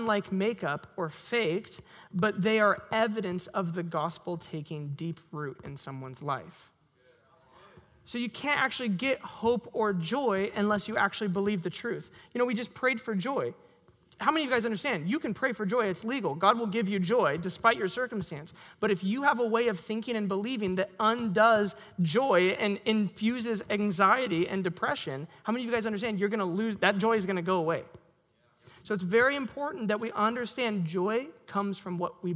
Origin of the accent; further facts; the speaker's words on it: Sherwood, Oregon, United States; I grew up in Sherwood